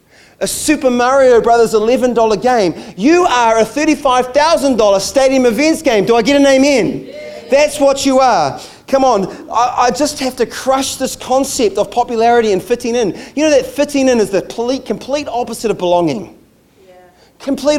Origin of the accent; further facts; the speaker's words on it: United States; moved away; I grew up in the States, and so baseball cards were a thing for me